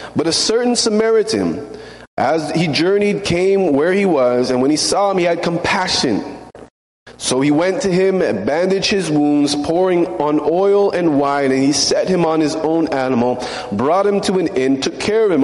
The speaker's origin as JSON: {"language": "English", "country": "Canada", "moved": "yes", "lives_now": "United States", "said": "I'm Canadian."}